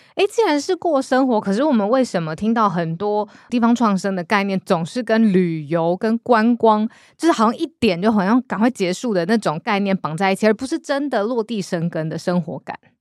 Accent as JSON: {"language": "Chinese", "area": "Zhonghe and Yonghe", "region": "New Taipei", "country": "Taiwan", "tie": "born or raised there", "said": "我的出生的地方在中永和啊。，那就是我定义当中的我的家乡好长大的地方"}